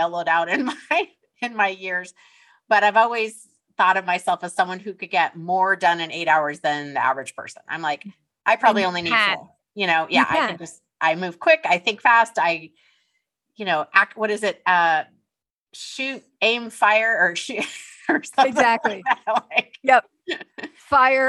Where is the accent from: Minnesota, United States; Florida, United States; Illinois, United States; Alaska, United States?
Alaska, United States; also born or lived in Los Angeles, California; we were raised in Alaska for most of our lives, we were both born in Los Angeles